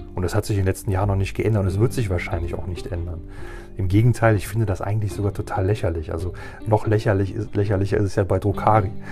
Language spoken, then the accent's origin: German; Germany; hier bei uns in Deutschland